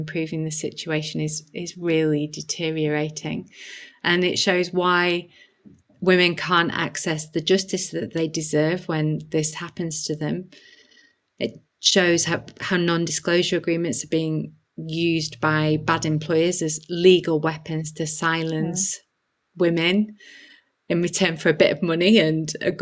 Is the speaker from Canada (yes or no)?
no; Halifax, Yorkshire and the Humber, United Kingdom; I grew up in Halifax in the 80s and 90s, you know, proper northern town